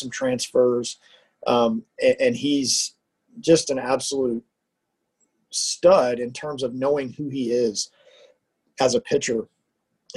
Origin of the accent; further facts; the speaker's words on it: Houston, Texas, United States; moved away as an adult; now in Lincoln, United States; I'm a Texan. I grew up in the Houston area